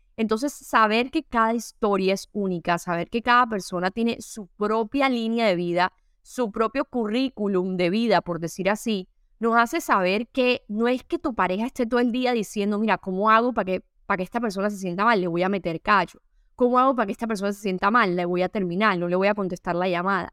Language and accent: Spanish; Caribbean coast of Colombia, Caribbean Region, Colombia; yo soy costeña